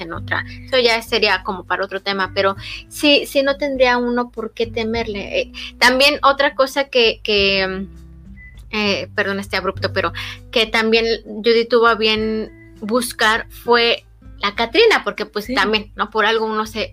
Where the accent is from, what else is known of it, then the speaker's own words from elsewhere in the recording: State of Mexico, Mexico; nosotras somos pues del Estado de México muy cerca del distrito